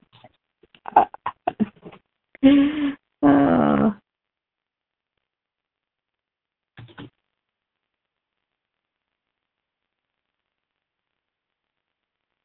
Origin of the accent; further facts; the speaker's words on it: Fitzgerald, Georgia, United States; That's my hometown, buddy. That's where I was born.